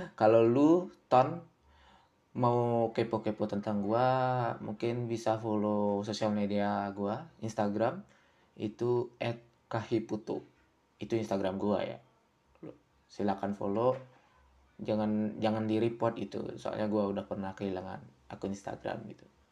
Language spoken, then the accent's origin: Indonesian; Karangasem Regency, Bali, Indonesia; gua itu dari Bali ya. Dari Bali, tepatnya di Kabupaten Karangasem